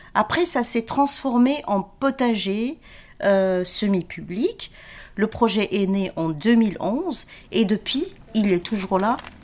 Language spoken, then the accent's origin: French; Genk, Flanders, Belgium; moved away as an adult; also born or lived in Agadir, Morocco; now in Brussels, Belgium; Mon papa était travaillait dans les mines à Henk